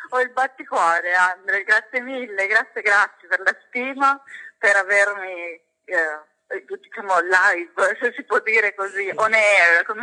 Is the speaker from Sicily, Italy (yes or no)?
yes; Catania, Sicily, Italy; now in Verona, Italy; ho 29 anni, sono catanese, orgogliosamente siciliana, ma abito a Verona oramai da 7 anni